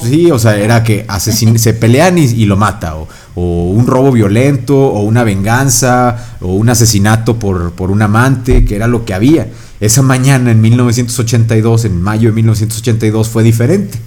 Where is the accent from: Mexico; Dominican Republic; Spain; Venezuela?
Mexico; somos mexicanos